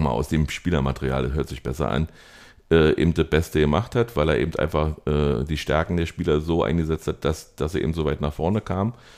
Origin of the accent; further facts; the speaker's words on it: Germany; du fühlst dich als Deutscher